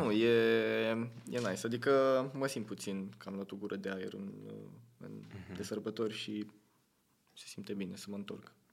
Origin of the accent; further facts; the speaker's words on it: Tulcea, Tulcea County, Romania; moved away; sunt din Tulcea